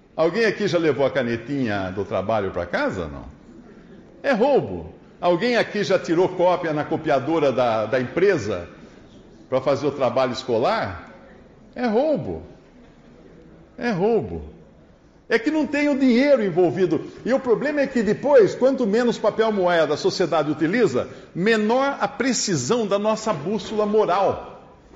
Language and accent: Portuguese; Brazil; Nós somos brasileiros